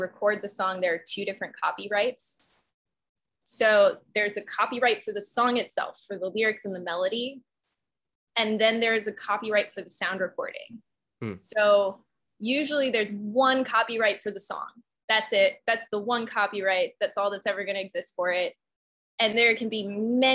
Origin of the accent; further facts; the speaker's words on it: north of Chicago, Illinois, United States; moved away; also born or lived in Austin, Texas; I actually grew up north of Chicago in a suburb up there